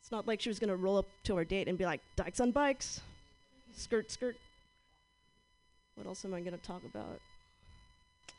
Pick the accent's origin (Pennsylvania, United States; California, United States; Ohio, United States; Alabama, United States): California, United States; Southern; moved away; I'm from Southern California